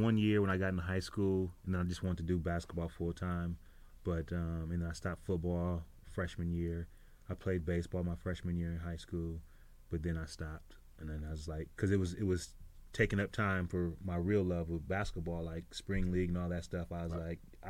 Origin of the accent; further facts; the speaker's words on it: Minnesota, United States; Well, cold, and I was short, man.